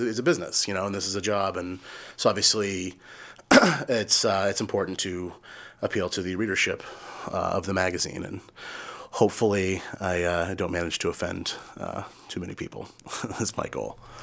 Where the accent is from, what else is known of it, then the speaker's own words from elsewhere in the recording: Yarmouth, Maine, United States; also born or lived in Chicago; when I was growing up in Yarmouth